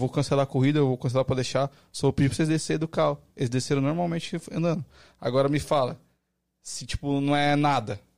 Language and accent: Portuguese; São Paulo, Brazil; Sou de São Paulo.